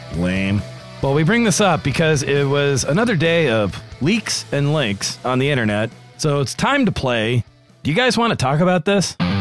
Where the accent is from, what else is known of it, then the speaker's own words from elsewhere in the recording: New England, United States; I'm a New England boy